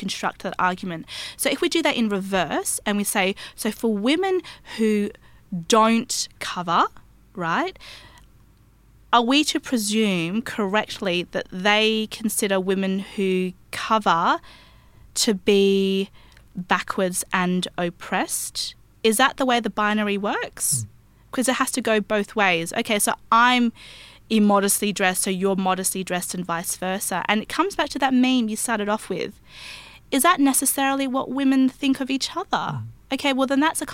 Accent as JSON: {"language": "English", "country": "Australia", "tie": "born or raised there", "said": "I grew up in Australia"}